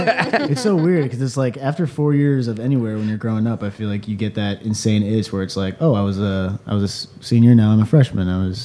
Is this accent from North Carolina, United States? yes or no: no; Philadelphia, Pennsylvania, United States; moved away as an adult; now in Chicago, United States; Philadelphia, Pennsylvania.